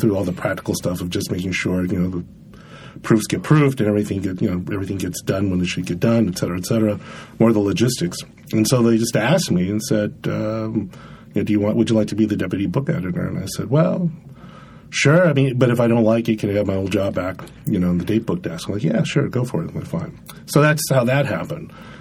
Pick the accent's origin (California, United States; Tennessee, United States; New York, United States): California, United States; San Diego; also born or lived in Los Angeles; I am from California. I was born in L.A., and I grew up mostly in San Diego